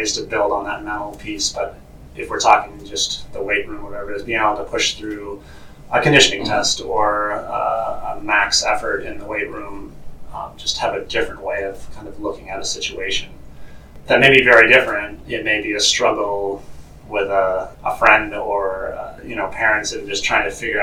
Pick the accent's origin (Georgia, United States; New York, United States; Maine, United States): Maine, United States; moved away as an adult; also born or lived in Arizona; transitioned back to my home state of Maine. Been back here raising my kids